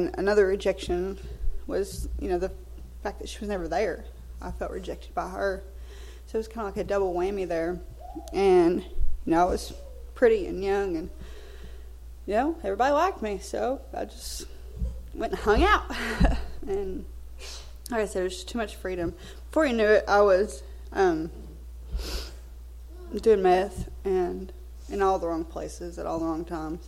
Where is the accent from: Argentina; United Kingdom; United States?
United States; Belton; moved away as an adult; also born or lived in San Francisco, California; I'm actually from over here in Belton.